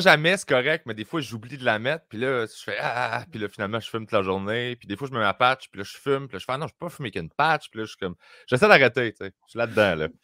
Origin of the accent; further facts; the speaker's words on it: Sainte-Julie, Quebec, Canada; also born or lived in Greenfield Park; j'ai grandi à Sainte-Julie